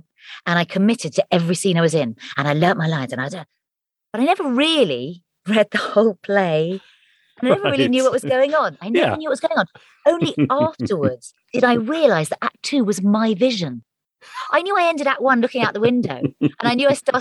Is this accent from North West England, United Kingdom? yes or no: no; Hampshire, South East England, United Kingdom; also born or lived in Surrey; I was born in Surrey and then moved to Hampshire